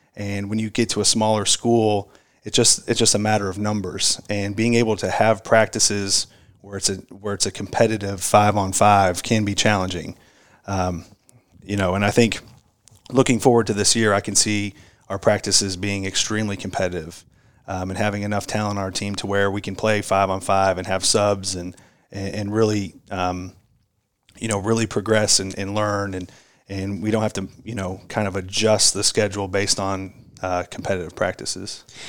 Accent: Brownsburg, Indiana, United States; now in Louisville, United States; grew up actually in Indiana

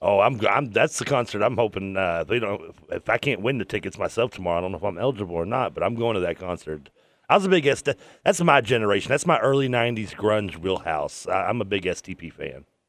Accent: Kentucky, United States; I'm from Kentucky

